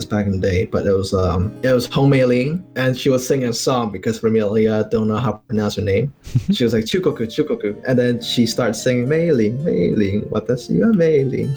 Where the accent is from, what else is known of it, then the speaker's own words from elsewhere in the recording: Hong Kong; I'm from Hong Kong